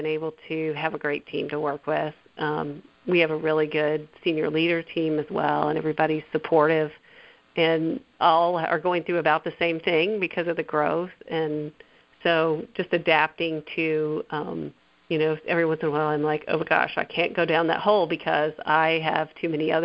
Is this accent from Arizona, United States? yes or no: no; Bolivar, Missouri, United States; I'm from here. I'm from Bolivar